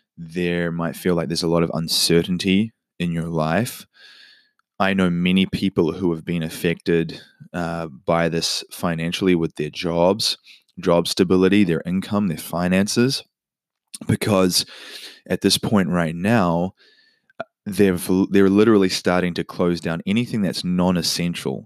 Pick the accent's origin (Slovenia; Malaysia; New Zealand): New Zealand; now in United States; In my home country, New Zealand